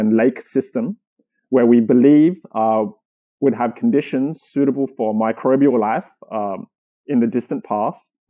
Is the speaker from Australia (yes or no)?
yes; Sydney, New South Wales, Australia; moved away as an adult; also born or lived in Germany / Boston, Massachusetts; now in California, United States; I grew up in Australia, raised in Sydney